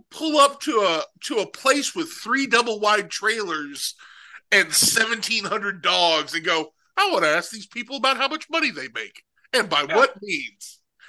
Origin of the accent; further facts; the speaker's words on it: East Tennessee, United States; I'm from East Tennessee. Okay, like I'm a ridge runner.